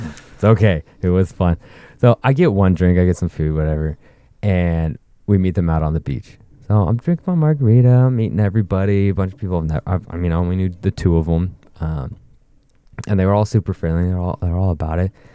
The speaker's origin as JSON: {"language": "English", "region": "Northern California", "country": "United States", "said": "we're from Calif-, Northern California"}